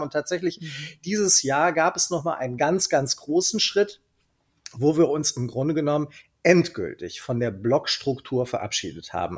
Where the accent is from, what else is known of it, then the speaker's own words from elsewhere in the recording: Cologne, North Rhine-Westphalia, Germany; accent: Kölsch; also born or lived in Nuremberg; ich bin komplett sozialisiert und aufgewachsen in Köln